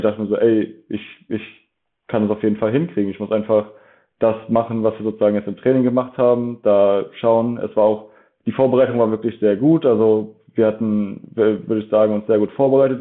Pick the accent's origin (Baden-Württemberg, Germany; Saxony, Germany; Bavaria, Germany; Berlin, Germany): Saxony, Germany; Dresden; moved away; also born or lived in Leipzig; bin ursprünglich aus Dresden. Ähm, und da habe ich auch sehr lange Football gespielt. Also da habe ich wirklich, ich habe mit neun Jahren bei den Dresden Marlies angefangen